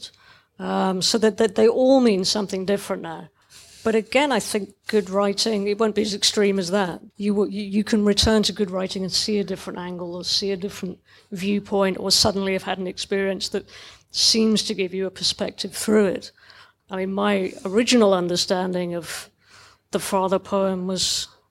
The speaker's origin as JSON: {"language": "English", "town": "Dundee", "region": "Scotland", "country": "United Kingdom", "tie": "born or raised there", "said": "I was growing up in Dundee"}